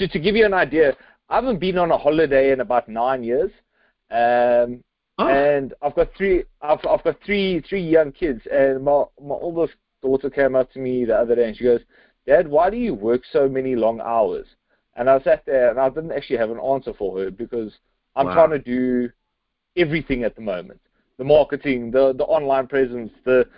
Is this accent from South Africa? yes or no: yes; Cape Town, Western Cape, South Africa; I'm from Cape Town, South Africa. So I'm like halfway across the world right now, sitting at my desk